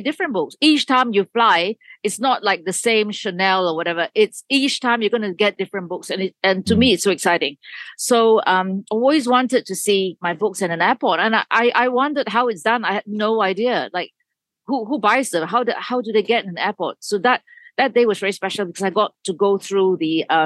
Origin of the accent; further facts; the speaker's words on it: Malaysia; moved away; I grew up in Malaysia